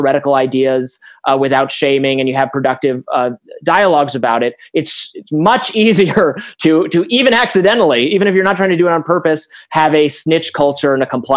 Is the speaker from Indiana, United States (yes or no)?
no; Michigan, United States; I'm from Michigan